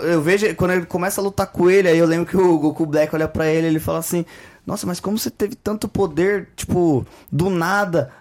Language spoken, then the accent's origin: Portuguese; Brazil; a gente é brasileiro